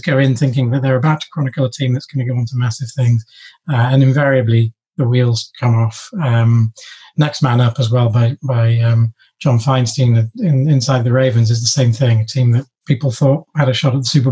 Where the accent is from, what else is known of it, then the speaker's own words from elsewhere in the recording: London, United Kingdom; we moved down to London when I was 10, 11.